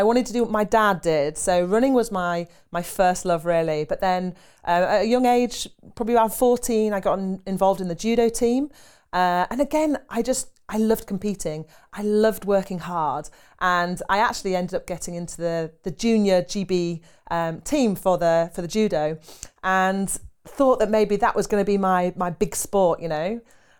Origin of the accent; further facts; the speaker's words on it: Harrogate, Yorkshire and the Humber, United Kingdom; I grew up in Yorkshire